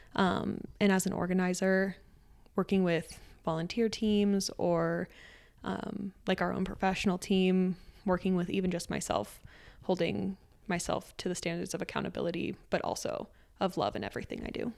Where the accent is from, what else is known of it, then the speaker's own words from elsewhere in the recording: Aurora, Colorado, United States; also born or lived in Texas; we moved back to Colorado, and I grew up in the Aurora Centennial area outside of Denver.